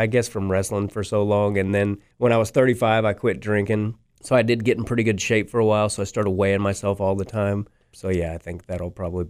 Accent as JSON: {"language": "English", "town": "Kansas City", "region": "Missouri", "country": "United States", "tie": "born or raised there", "said": "And I do love Kansas City, not just because it's my hometown, but crowds here are usually pretty good."}